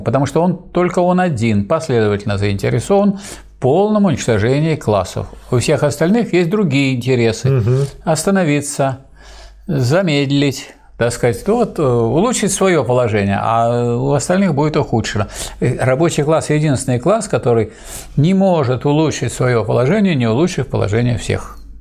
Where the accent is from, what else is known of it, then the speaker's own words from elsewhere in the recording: Saint Petersburg, Russia; как ленинградец